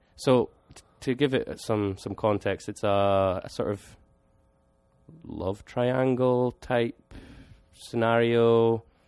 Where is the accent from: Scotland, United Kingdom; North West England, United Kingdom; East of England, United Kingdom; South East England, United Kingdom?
Scotland, United Kingdom; me being Scottish